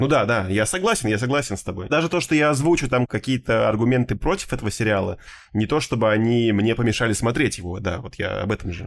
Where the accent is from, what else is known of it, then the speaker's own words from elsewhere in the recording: Moscow Oblast, Russia; я потому что вырос э, в Подмосковье, как бы в таком небольшом поселке